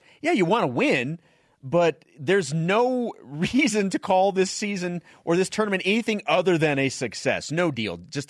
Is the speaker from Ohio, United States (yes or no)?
no; Missouri, United States; moved away; my home state of Missouri.